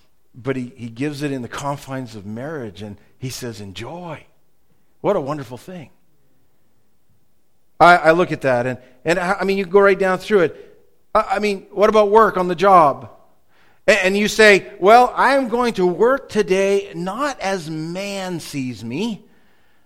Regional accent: United States; accent: American English; also born or lived in Canada; as soon as I would speak, people would know that I was from America

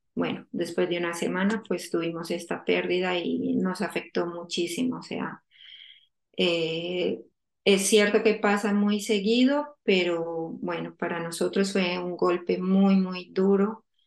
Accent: Colombia; moved away as an adult; now in The Hague, Netherlands; yo soy colombiana, eh, ahora mismo vivo en La Haya. Eh, bueno, me vine de Colombia hace 14 años a estudiar

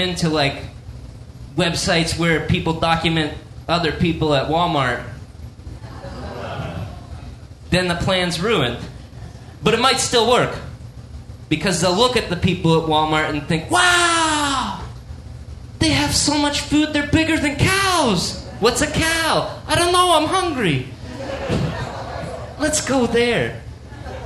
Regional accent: Canada; I'm a Canadian

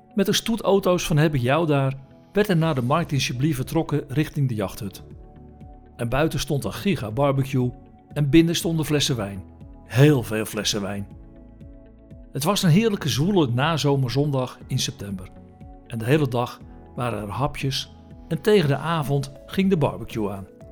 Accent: Netherlands; wij uit Nederland kwamen

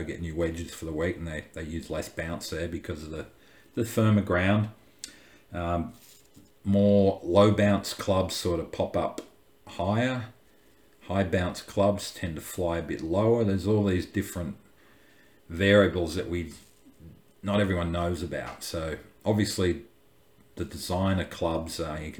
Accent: Australia; growing up in Australia

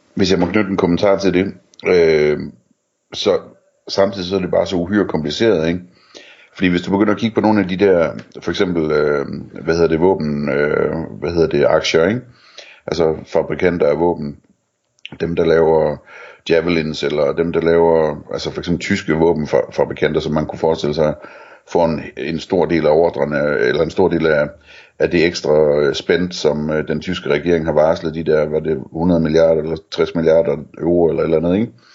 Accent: near Elling, North Denmark Region, Denmark; der, hvor jeg voksede op, der øh, lå der i nabolandsbyen øh, en fabrik, der hed Krudten, hvor de lavede ammunition øh, i Elling

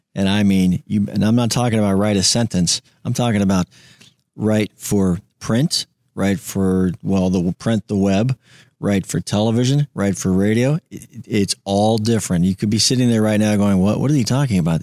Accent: Tampa, Florida, United States; I'm a Tampa guy. I grew up in Tampa

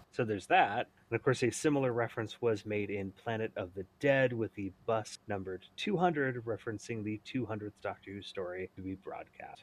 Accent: United States; also born or lived in San Jose, California; coming to it as an American

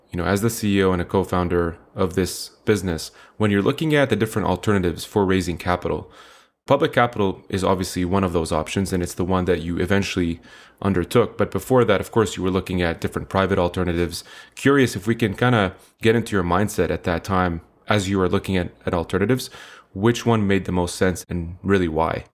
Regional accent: Canada; also born or lived in Middle East; a Canadian slash Middle Easterner

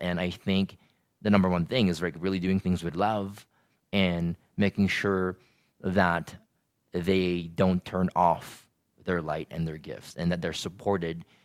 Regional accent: Philippines; moved away as an adult; I grew up in the Philippines for eighteen years, and when I moved here

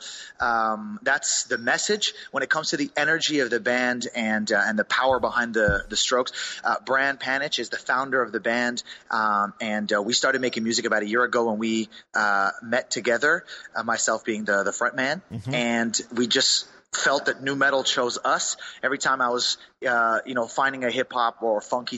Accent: Montreal, Quebec, Canada; we're from Montreal

